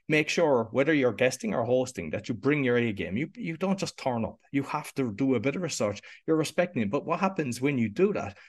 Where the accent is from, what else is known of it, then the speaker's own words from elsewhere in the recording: Cork, Munster, Ireland; I grew up in Cork in Ireland, which is in the, the south of Ireland.